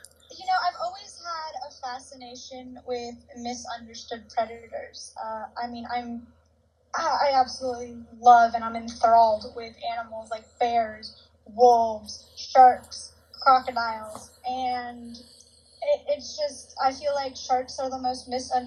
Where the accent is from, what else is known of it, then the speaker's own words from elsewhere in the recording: Puerto Rico; I was born in Puerto Rico, which is an island in the Caribbean, so the sea is kind of in my blood.